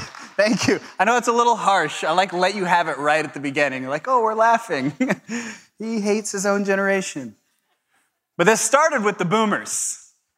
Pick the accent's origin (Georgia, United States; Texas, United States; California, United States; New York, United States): California, United States; Southern; I'm from Southern California